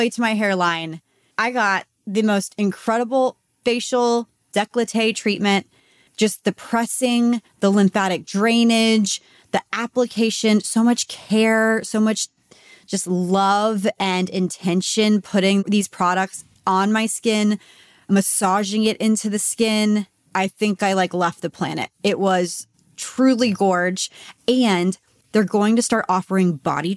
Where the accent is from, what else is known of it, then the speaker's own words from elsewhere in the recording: Texas, United States; now in Los Angeles, United States; I'm from Texas